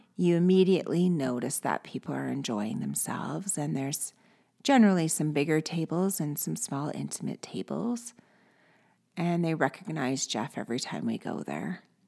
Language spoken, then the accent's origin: English; Canada